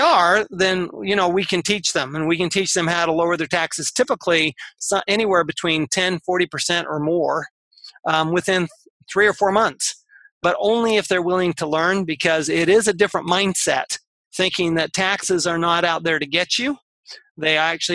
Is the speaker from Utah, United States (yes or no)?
yes; Salt Lake City, Utah, United States; I grew up in Salt Lake City, Utah.